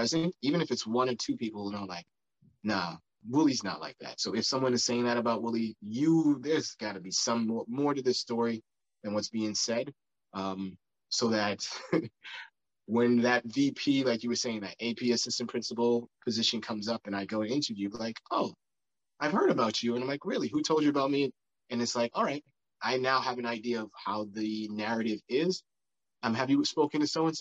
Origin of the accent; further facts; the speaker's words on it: East Coast, United States; moved away as an adult; now in West Coast, United States; I'm on the West Coast, I've been growing up on the East Coast